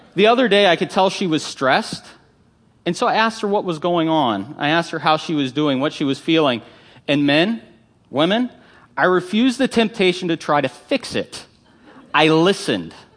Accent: Northern Virginia, United States; growing up in Northern Virginia

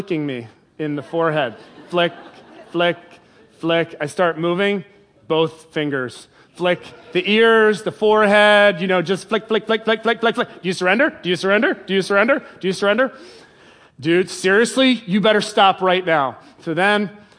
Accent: England, United Kingdom; I was born in England

